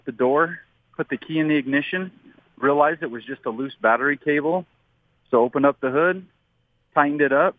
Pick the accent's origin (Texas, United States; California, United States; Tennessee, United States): California, United States; Southern; So I grew up in Southern California